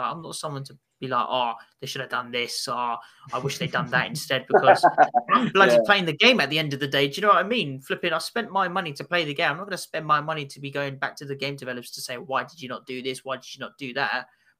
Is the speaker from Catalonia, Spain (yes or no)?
no; Arenas de San Pedro, Castile and León, Spain; English is a second language; where I grew up in Spain was in a small village in the province of Avila called... Gosh, here comes the Spanish tongue, Arenas de San Pedro.